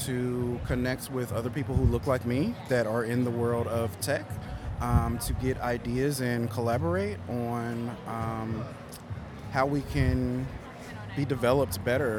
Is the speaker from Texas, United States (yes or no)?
yes; Dallas, Texas, United States; I'm from Dallas, Texas.